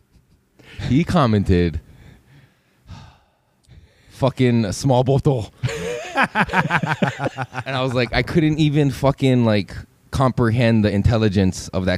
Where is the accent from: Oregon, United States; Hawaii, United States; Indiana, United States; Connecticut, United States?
Hawaii, United States; Waipahu; I'm from Waipahu too, bro. I put 96797 on my zip code growing up